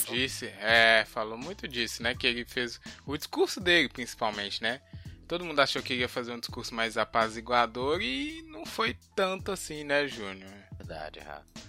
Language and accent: Portuguese; Brazil; a gente é brasileiro